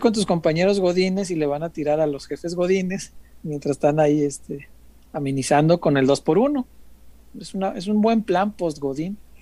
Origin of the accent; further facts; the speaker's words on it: Guadalajara, Jalisco, Mexico; soy tapatío